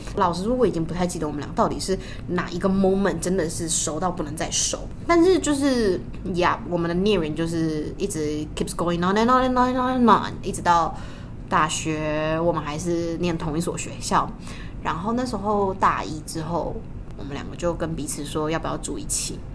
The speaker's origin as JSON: {"language": "Chinese", "region": "Tainan", "country": "Taiwan", "said": "我们是台南人"}